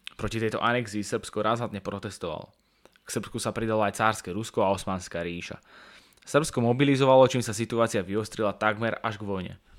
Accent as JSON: {"language": "Slovak", "country": "Slovakia", "said": "ja som hrdý Slovák"}